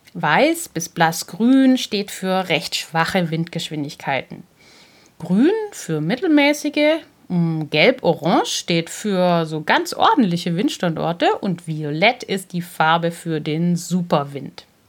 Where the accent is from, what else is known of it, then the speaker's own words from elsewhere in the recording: Germany; Bei uns in Deutschland